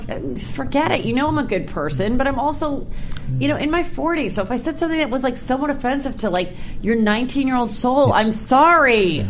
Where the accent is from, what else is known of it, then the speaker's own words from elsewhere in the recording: San Fernando Valley, California, United States; Born and raised in the Valley myself, so I appreciate his Reseda roots.